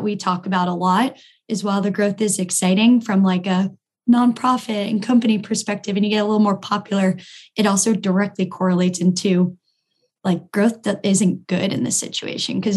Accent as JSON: {"language": "English", "area": "Long Island", "region": "New York", "country": "United States", "also_born_or_lived": "Durham, North Carolina", "said": "I am from Long Island, New York. I played lacrosse all growing up"}